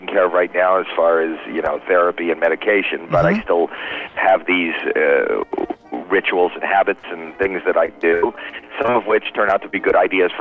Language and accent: English; Canada; now in United States